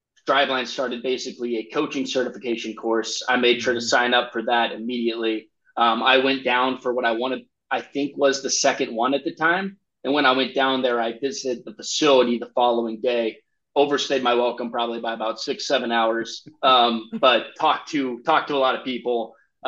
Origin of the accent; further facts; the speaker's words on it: Nebraska, United States; I grew up in Nebraska